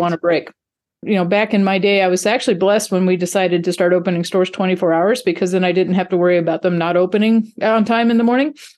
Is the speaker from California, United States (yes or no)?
no; North Dakota, United States; moved away as an adult; also born or lived in Texas; I grew up in North Dakota of all places, but, uh, went to school in Texas